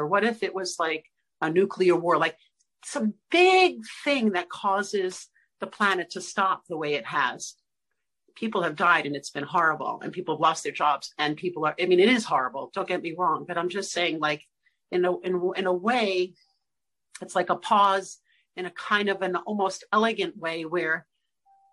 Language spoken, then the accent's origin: English; New York City, New York, United States; I'm from Brooklyn